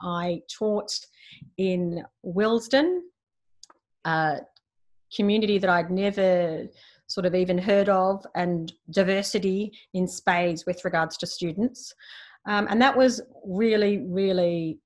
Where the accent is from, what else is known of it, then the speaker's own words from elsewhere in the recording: Australia; moved away as an adult; now in Manila, Philippines; I'm Australian. I grew up in Australia.